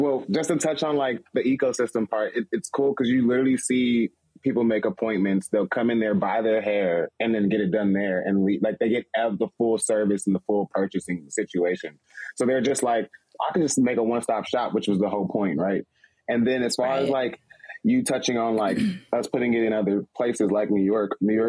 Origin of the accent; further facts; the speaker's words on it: Nigeria; I want to touch on Nigeria. I'm Nigerian.